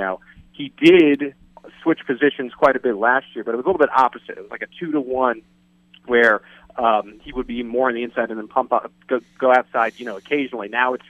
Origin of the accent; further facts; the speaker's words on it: East Coast, United States; moved away as an adult; now in Kansas City, United States; I'm actually from the East Coast, and I came to Kansas City to cover football and cover the Chiefs.